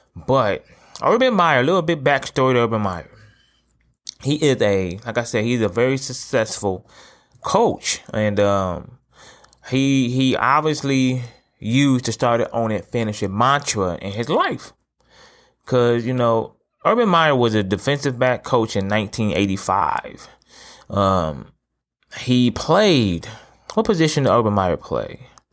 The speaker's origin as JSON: {"language": "English", "town": "Toledo", "region": "Ohio", "country": "United States", "said": "I'm from Toledo, Ohio, right? I live here currently."}